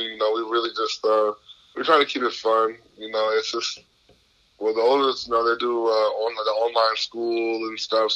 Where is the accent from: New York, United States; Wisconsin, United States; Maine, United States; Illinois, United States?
Wisconsin, United States; Milwaukee; I'm from Milwaukee, so, you know, I grew up a Packer fan